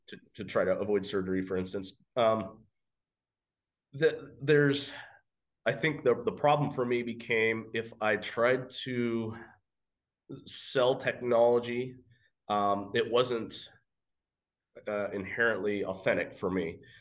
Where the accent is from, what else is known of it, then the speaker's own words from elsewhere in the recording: Western Oregon, United States; moved away as an adult; now in Caldwell, United States; I am from Western Oregon